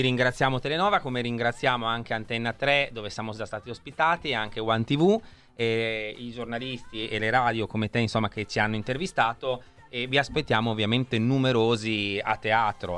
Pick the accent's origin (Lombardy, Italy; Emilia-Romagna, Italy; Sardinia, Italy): Emilia-Romagna, Italy; Rimini; moved away; also born or lived in Milan; io sono nato a Rimini